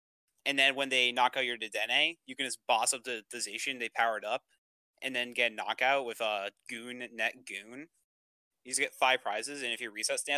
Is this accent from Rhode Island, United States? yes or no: yes; Warwick, Rhode Island, United States; I'm from Warwick, Rhode Island.